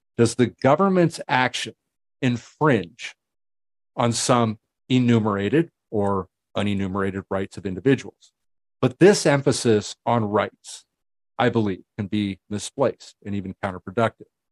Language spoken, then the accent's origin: English; United States; I'm an American